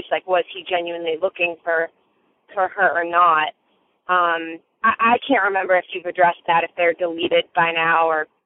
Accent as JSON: {"language": "English", "town": "Boston", "region": "Massachusetts", "country": "United States", "said": "I'm from Boston, and I love your podcast."}